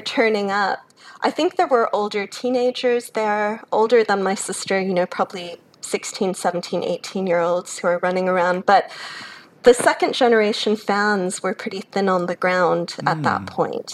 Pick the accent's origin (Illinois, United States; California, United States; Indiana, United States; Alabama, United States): Illinois, United States; Chicago; moved away as an adult; now in Australia; I grew up in Chicago, born to a German mother, an American father. So I grew up in a bilingual household speaking German at home.